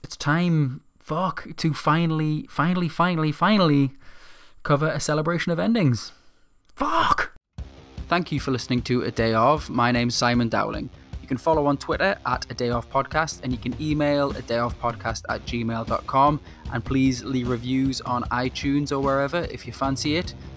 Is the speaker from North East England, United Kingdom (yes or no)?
yes; Newcastle upon Tyne, North East England, United Kingdom; my hometown